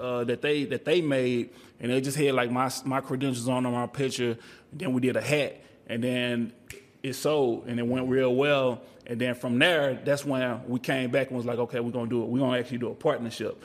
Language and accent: English; Texas, United States; I'm from Texas